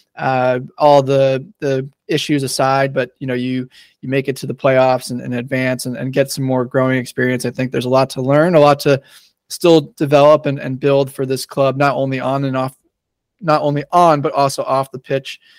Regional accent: New York, United States; moved away; I just dated myself as a New Yorker

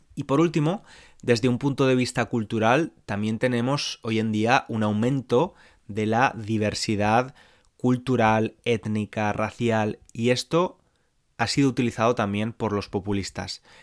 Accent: Spain

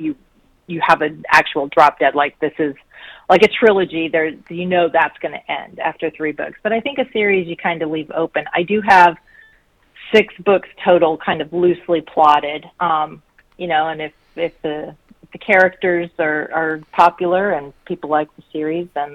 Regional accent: Colorado Springs, Colorado, United States; I grew up in Colorado, so I actually was born in Colorado Springs

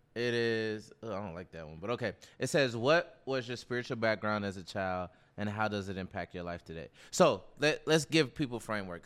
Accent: Nashville, Tennessee, United States; Baptist, so I'm from Nashville

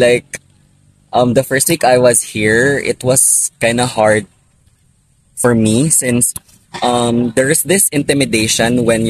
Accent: Visayas, Philippines; However, I don't feel like belittled at all, since a lot of people I've talked with actually love the fact that I'm a Bisaya person.

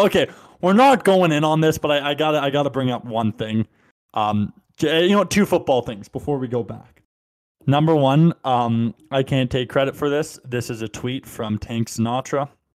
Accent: Boston, Massachusetts, United States; Like, I'm from Boston. Chances are I'm racist.

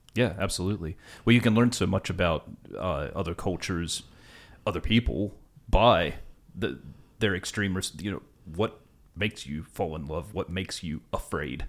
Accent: West Virginia, United States; now in Australia; where I'm from in West Virginia

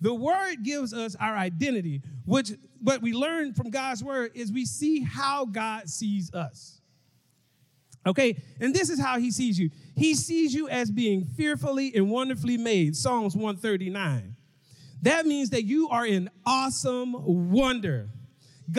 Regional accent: Mobile, Alabama, United States; now in Dallas, United States; I'm from Mobile, Alabama, but I live in Dallas, Texas

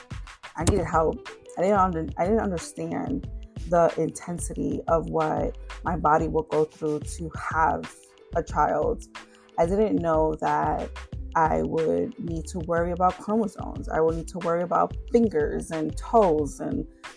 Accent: New York City, New York, United States; first language Spanish; I am born and raised in New York City, South Bronx

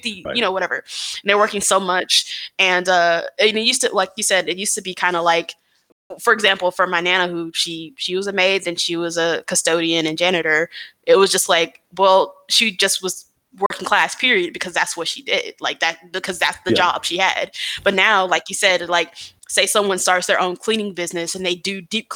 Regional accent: Atlanta, Georgia, United States; I told people I was from the South, like, oh, I'm from Atlanta

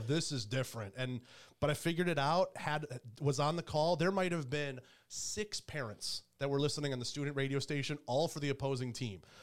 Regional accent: Detroit, Michigan, United States; moved away as an adult; also born or lived in Carolina; now in Columbus, United States; Grew up and born in Michigan

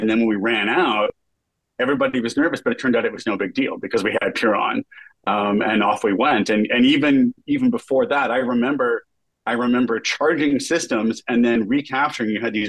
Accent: Western Kansas, United States; I grew up in Western Kansas, where it's very, very hot in the summer during harvest time.

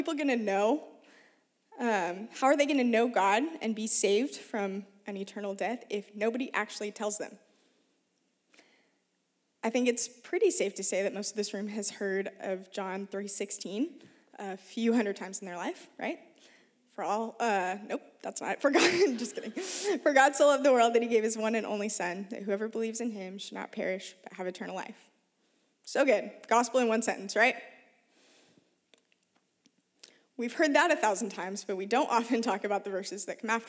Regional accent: Oregon, United States; I grew up in Oregon, one of the most unchurched regions of the U.S.

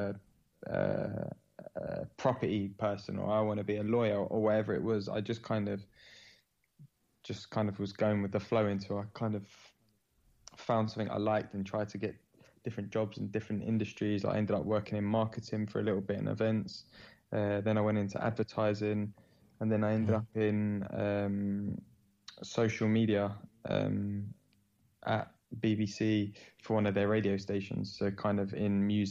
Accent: London, United Kingdom; born and raised in London

